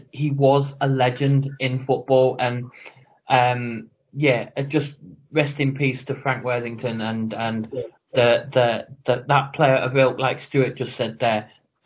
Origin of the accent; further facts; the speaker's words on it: Nottingham, East Midlands, United Kingdom; I'm from Nottingham, and in the East Midlands